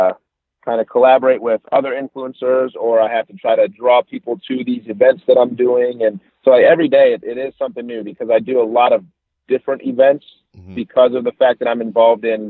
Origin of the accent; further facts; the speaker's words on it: Detroit area, Michigan, United States; moved away; I'm from Michigan, Detroit area, so I'm a little bit north of Detroit